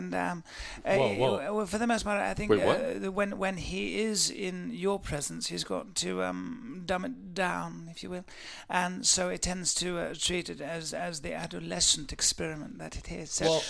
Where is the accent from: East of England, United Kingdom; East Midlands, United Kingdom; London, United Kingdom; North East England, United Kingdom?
London, United Kingdom; now in Cheshire, United Kingdom; I live in Cheshire for the most part. I'm from London originally, of course.